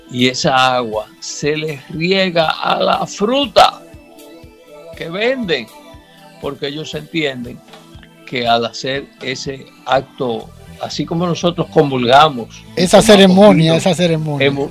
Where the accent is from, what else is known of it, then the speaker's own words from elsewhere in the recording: Samaná, Dominican Republic; born there; porque yo nací en Samaná, yo soy coquero de nacimiento